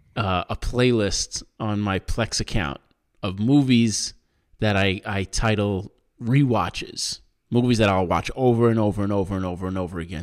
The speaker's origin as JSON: {"language": "English", "area": "Long Island", "region": "New York", "country": "United States", "tie": "born or raised there", "said": "where I grew up in Long Island"}